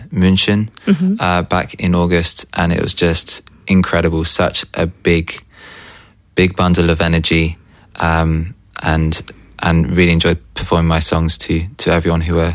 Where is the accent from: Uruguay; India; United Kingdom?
United Kingdom; now in Berlin, Germany; So I'm a British indie pop singer songwriter based in Berlin.